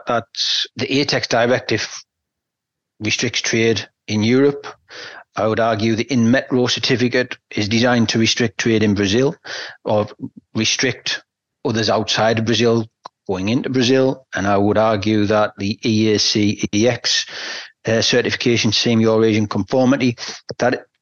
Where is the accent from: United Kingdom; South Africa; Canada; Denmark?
United Kingdom; England; I sit here as an English person